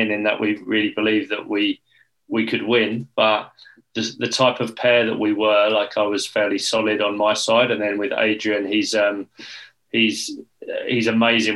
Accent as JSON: {"language": "English", "region": "England", "country": "United Kingdom", "said": "we as English players"}